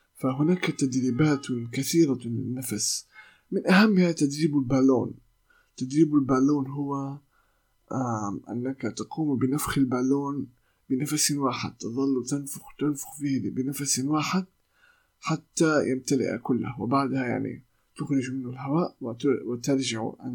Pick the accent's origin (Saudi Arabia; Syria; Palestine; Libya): Palestine; accent: Palestinian; لهجتي أو لغتي آه، أو لهجتي الفلسطينية